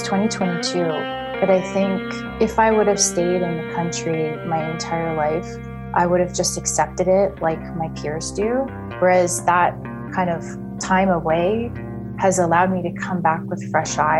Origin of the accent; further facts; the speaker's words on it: Edmonton, Alberta, Canada; moved away as an adult; also born or lived in Middle East; now in Buck Lake, Canada; born in Edmonton. My family's from the McRae, Lac La Biche area in kind of north central Alberta